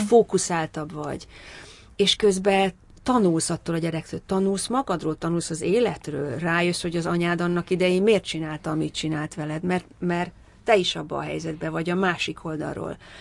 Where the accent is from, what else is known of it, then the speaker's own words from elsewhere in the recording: Hungary; moved away as an adult; now in London, United Kingdom; magyar vagyok